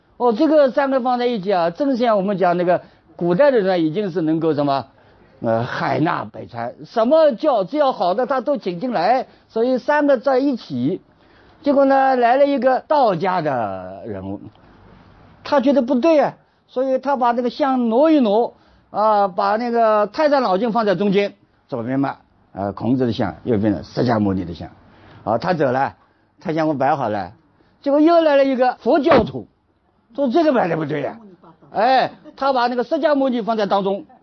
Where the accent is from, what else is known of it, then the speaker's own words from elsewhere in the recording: China; 我们中国人